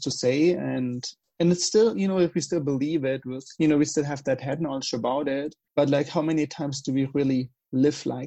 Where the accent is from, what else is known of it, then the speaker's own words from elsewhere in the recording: Germany; accent: German; English is a second language; moved away as an adult; I've lived in Germany for 20 years, like the first 20 years of my life. So I guess I will never really lose my accent